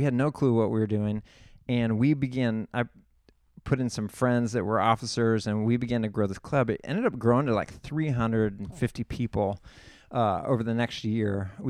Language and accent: English; San Luis Obispo, California, United States; I'm from the San Luis Obispo area. I went to Atascadero High School.